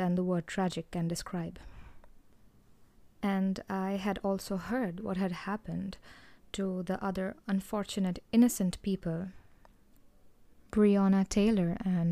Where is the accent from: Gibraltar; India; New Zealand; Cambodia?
India; I am from India, and I have seen and grown up among people who nurture such negativity in their minds